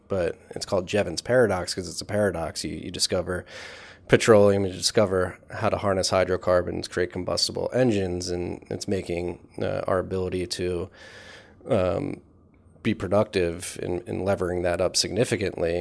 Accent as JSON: {"language": "English", "town": "Philadelphia", "region": "Pennsylvania", "country": "United States", "tie": "born or raised there", "said": "grew up in Philadelphia"}